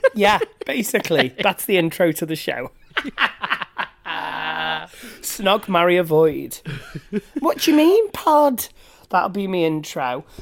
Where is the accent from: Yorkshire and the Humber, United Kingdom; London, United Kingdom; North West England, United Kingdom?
North West England, United Kingdom; Manchester; I'm from Manchester, born and bred